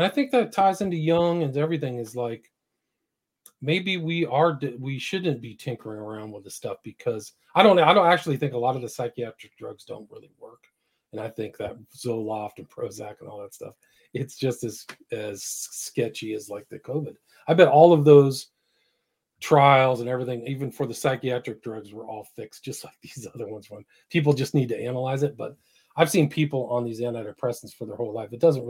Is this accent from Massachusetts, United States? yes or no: no; San Francisco, California, United States; I grew up in San Francisco. So to me, it's like a personal thing.